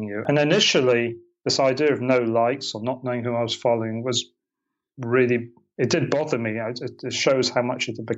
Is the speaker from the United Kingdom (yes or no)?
yes; United Kingdom; moved away as an adult; also born or lived in Portland, United States; now in Maui, United States; You can probably hear from my accent. That's not where I'm originally from. I'm originally from Britain.